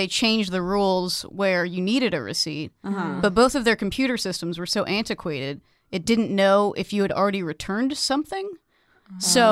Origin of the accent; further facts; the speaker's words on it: Central California, United States; also born or lived in New Orleans; the library in my hometown, which is this like shitty Central Californian town